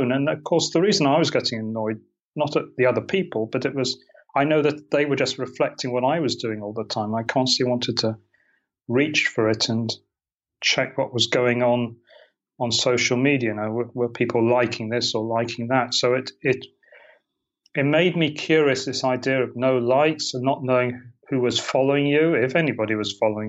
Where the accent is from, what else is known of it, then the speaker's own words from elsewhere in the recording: United Kingdom; moved away as an adult; also born or lived in Portland, United States; now in Maui, United States; You can probably hear from my accent. That's not where I'm originally from. I'm originally from Britain.